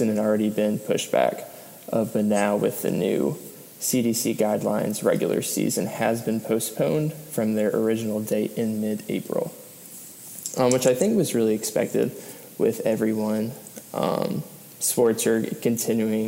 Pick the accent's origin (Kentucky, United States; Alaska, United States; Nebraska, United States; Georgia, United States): Georgia, United States; Atlanta; we're both from Atlanta, Atlanta United supporters